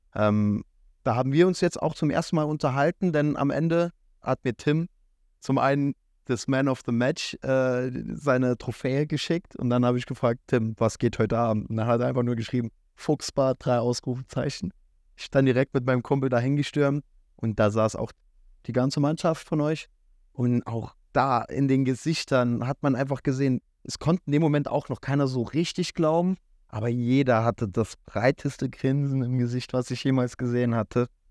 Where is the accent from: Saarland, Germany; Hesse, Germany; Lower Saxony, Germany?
Saarland, Germany; als Saarländer